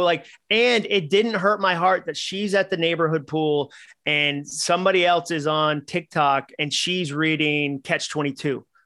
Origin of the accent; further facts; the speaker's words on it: Massachusetts, United States; I grew up in Massachusetts